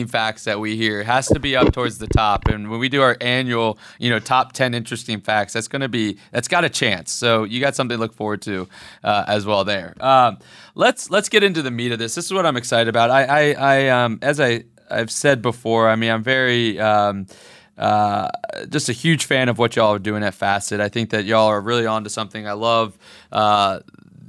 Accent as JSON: {"language": "English", "region": "the South", "country": "United States", "said": "I'm from the South"}